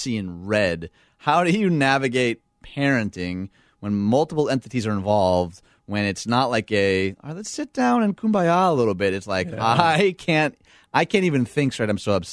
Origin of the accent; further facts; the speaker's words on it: Dearborn, Michigan, United States; I grew up in Dearborn, Michigan.